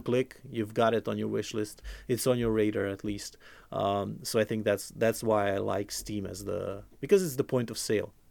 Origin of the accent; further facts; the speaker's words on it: Croatia; I'm from Croatia